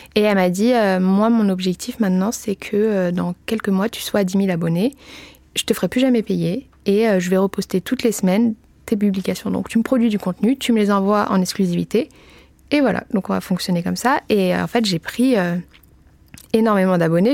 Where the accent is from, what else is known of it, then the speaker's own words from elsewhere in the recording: Paris, Île-de-France, France; je suis parisienne